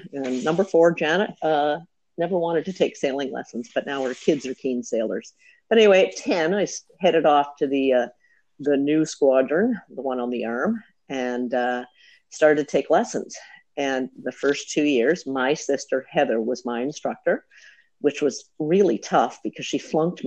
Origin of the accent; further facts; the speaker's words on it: Halifax, Nova Scotia, Canada; we grew up on the Northwest Arm, just across from the Dingle Tower